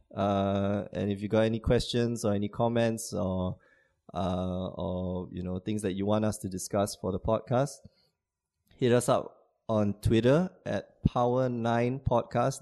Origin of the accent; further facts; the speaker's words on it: Singapore; moved away as an adult; now in Porto, Portugal; I'm from Singapore